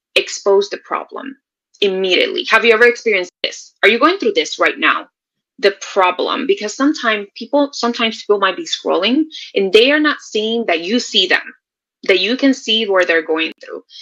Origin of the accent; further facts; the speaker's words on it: Puerto Rico; now in Texas, United States; I am originally from Puerto Rico. I am living in Texas right now